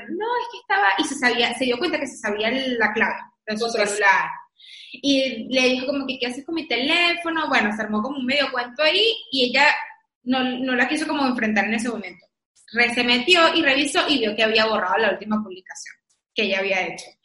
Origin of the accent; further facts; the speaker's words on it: Venezuela; Y bueno, pero es que yo soy venezolana, pues